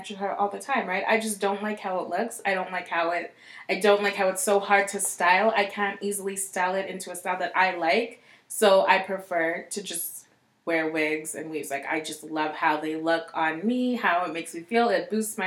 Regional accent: Ghana; moved away; I'm from Ghana, right?

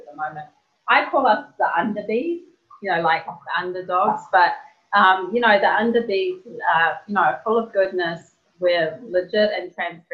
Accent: New Zealand; I'm from New Zealand.

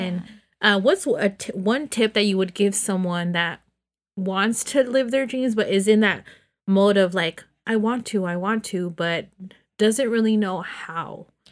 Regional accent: Los Banos, California, United States; born or raised there; moved away

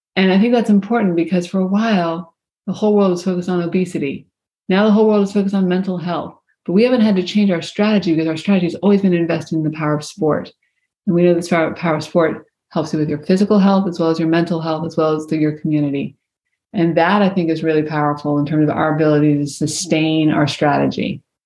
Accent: Virginia, United States; I grew up in Virginia

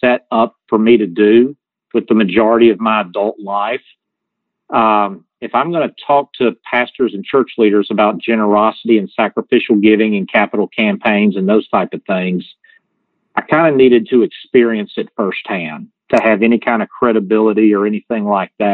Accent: the South, United States; accent: Southern; you can tell by my accent, I'm from the South

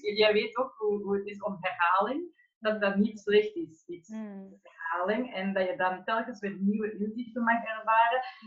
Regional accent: Flemish / Belgium, Flanders, Belgium; accent: Flemish; ik ben dus van België afkomstig en ik woon in Rijkenborstel, dus dat is eigenlijk dicht tegen de grens aan Breda

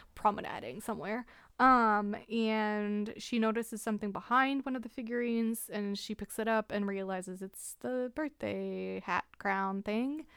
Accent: Canada; we're Canadian

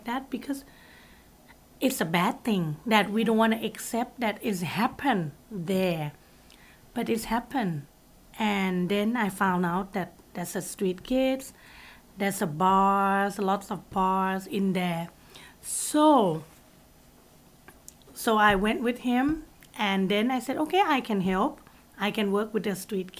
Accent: Bangkok, Thailand; I grew up in Bangkok, and in Thailand

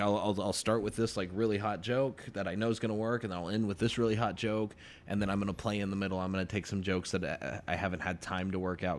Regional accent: Texas, United States; I'm from Texas

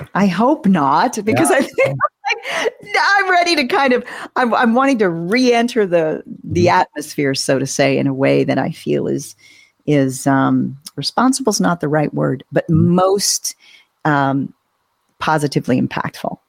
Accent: Southern California, United States; I grew up in Southern California, going to Disneyland every year

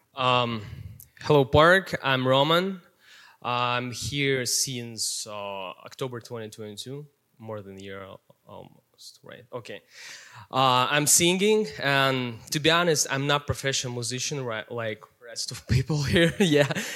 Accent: Siberia, Russia; English is a second language; now in Minnesota, United States; I grew up in Russia, Siberia, coldest place in the world.

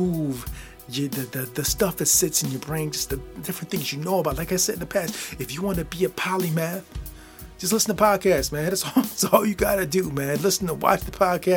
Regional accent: Midwest, United States; I'm from the Midwest, I'm 42 years old

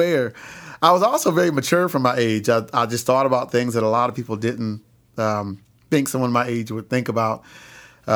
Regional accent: Lansing, Michigan, United States; I was born in Lansing, Michigan

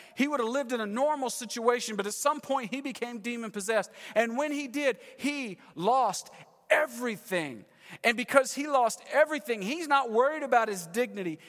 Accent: Texas, United States; moved away as an adult; also born or lived in California; We're from Texas, moved to California, ten years, we're back, been here three months

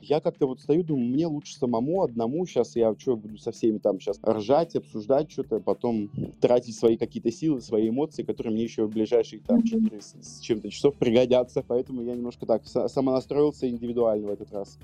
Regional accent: Russia; я из России

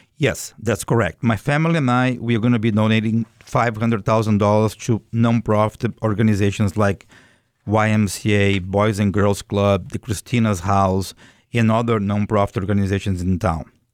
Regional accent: Brazil; English is a second language; moved away as an adult; also born or lived in Boston; now in United States; I am originally from Brazil

